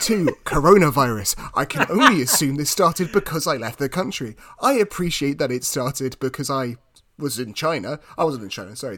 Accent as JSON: {"language": "English", "country": "United Kingdom", "said": "being British"}